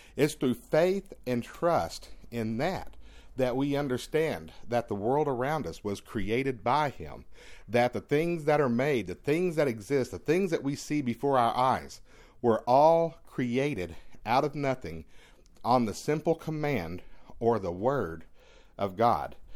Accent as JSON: {"language": "English", "region": "East Texas", "country": "United States", "tie": "born or raised there", "said": "growing up in East Texas, being able to walk beneath the tall tr, the p, tall pine trees"}